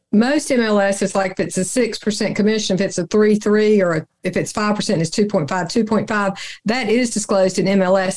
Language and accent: English; the South, United States; I'm from the South